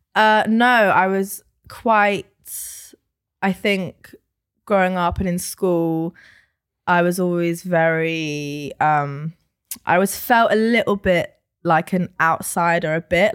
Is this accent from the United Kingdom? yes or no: yes; London, United Kingdom; I am born and raised in London